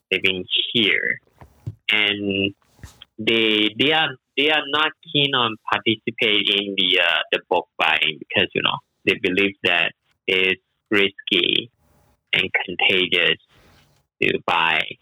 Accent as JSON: {"language": "English", "country": "Malaysia", "moved": "as an adult", "lives_now": "Shanghai, China", "said": "I'm originally from Malaysia and I came to Shanghai like 12 years ago."}